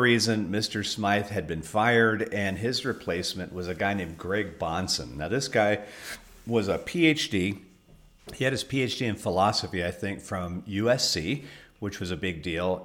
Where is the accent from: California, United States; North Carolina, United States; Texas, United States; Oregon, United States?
California, United States; Southern; first language English; I grew up in Southern California